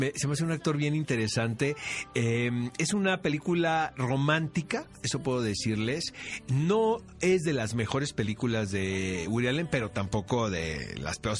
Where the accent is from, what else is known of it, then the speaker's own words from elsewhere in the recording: Mexico; somos los mexicanos